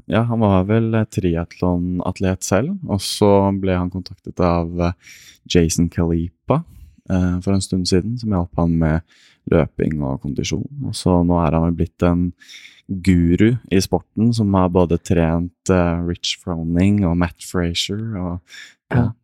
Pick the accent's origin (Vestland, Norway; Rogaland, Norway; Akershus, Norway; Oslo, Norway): Akershus, Norway; Asker; født og oppvokst i Asker